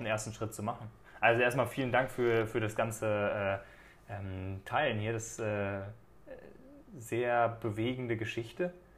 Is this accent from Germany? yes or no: yes; Germany; weil es natürlich auch das Land ist, wo ich herkomme